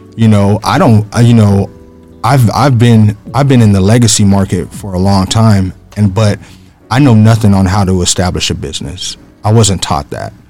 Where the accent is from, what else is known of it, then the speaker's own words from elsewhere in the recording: Phoenix, Arizona, United States; originally I grew up in the Maryvale area here in Phoenix